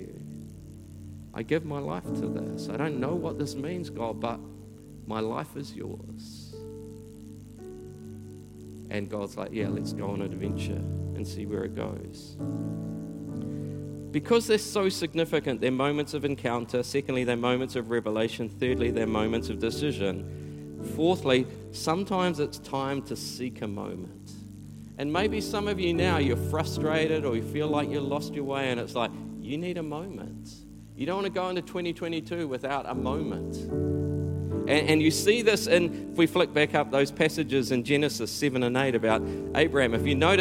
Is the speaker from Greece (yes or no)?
no; Taranaki, New Zealand; also born or lived in Auckland; my hometown in Taranaki